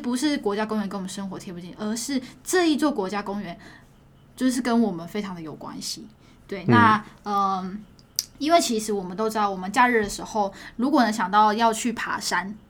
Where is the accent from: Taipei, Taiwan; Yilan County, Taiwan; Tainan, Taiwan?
Taipei, Taiwan; 其实我的老家在这上面